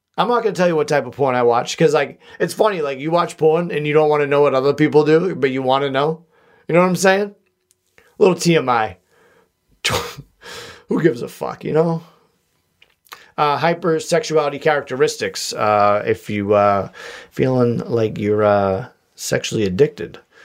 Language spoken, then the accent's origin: English; Boston, Massachusetts, United States; accent: wicked Boston; my wicked Boston accent